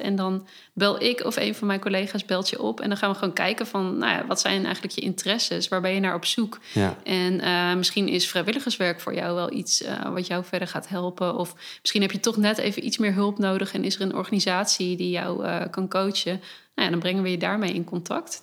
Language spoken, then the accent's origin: Dutch; Hasselt, Overijssel, Netherlands; now in Zwolle, Netherlands; ik kom uit Hasselt, een ah, klein plekje hier in de buurt.